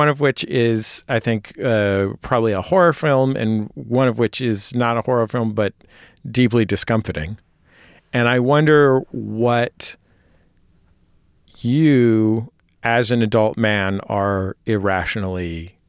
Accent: West Coast, United States; I remember as a kid growing up on the West Coast

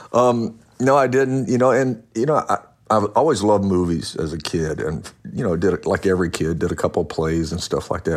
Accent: Louisiana, United States; I grew up in Louisiana, and my stepdad was a cowboy, so I could ride before I could walk

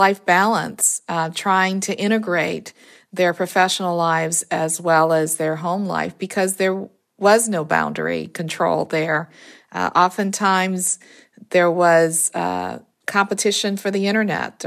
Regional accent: New Orleans, Louisiana, United States; moved away; also born or lived in Maryland / Pennsylvania; I'm from New Orleans, and during Katrina, my parents, who were in their 90s at the time, were there alone in the city

